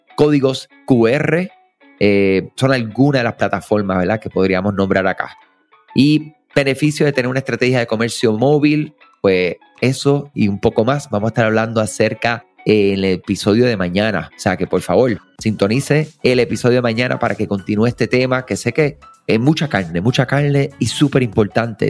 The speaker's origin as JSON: {"language": "Spanish", "country": "Puerto Rico", "said": "Somos de acá de Puerto Rico"}